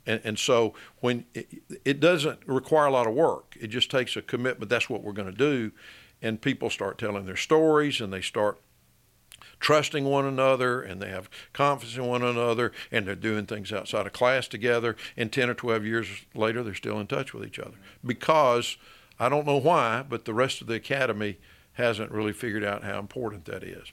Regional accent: Birmingham, Alabama, United States; also born or lived in Tuscaloosa, Alabama; I grew up in Birmingham, lived here, um, until I was eighteen years old, finished high school

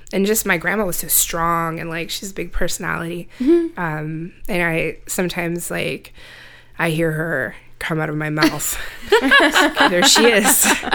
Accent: Central Luzon, Philippines; born there; I was born in the Philippines on a military base.

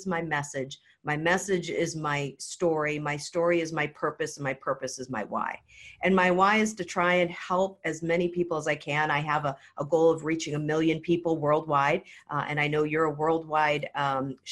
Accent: Hawaii, United States; I actually used to be a professional hula dancer growing up in Hawaii

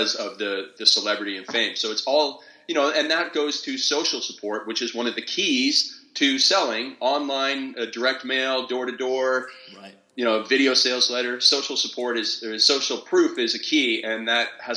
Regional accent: Stratford, Ontario, Canada; I grew up in Stratford, Ontario, and I say that because it's the same hometown as …

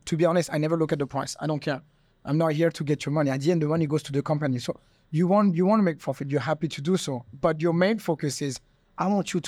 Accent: Monaco; English is a second language; moved away as an adult; now in Thailand; And I come from Monaco, which, we are aiming at elites or billionaires and millionaires coming in, spending ridiculous money on wine.

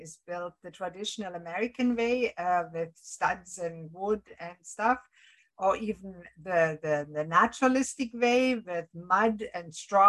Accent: Germany; moved away as an adult; now in Canada; I come from Germany and most of the houses are made with brick.

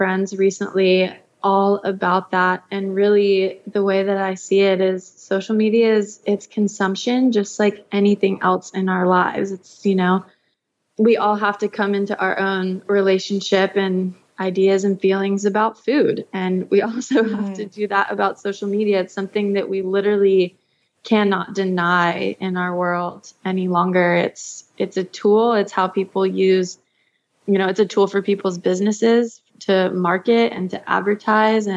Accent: Georgia, United States; I grew up in the South in Georgia

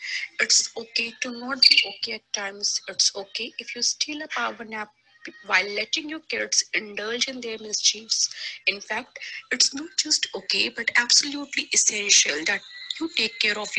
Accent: India; from India

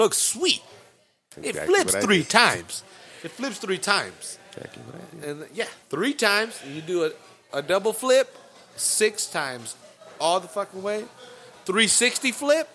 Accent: California, United States; I'm from California

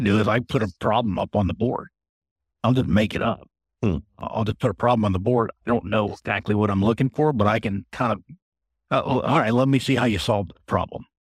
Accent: United States; also born or lived in India / Belgium / Singapore; I grew up in the States

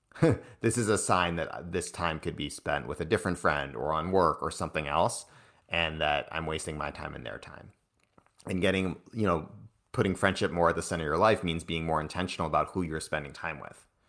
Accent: East Coast, United States; now in San Francisco, United States; I grew up on the East Coast

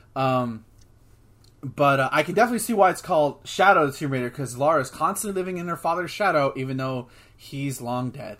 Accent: United States; We're American

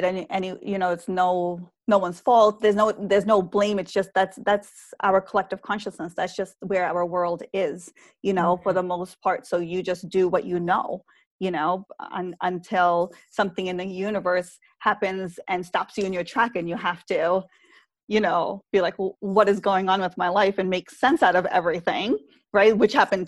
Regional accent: New York, United States; I grew up in New York.

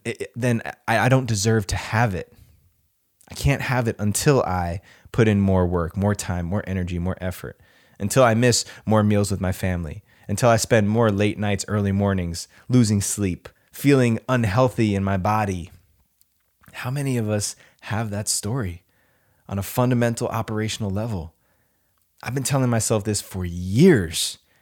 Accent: New Jersey, United States; moved away as an adult; also born or lived in California; now in Austin, United States; I grew up in New Jersey. I'm a native New Jerseyan.

